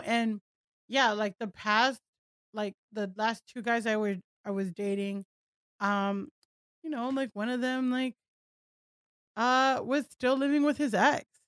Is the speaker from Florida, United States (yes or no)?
yes; Miami, Florida, United States; moved away as an adult; also born or lived in Southern California; I grew up in South Florida, like, Miami, where everyone looked like me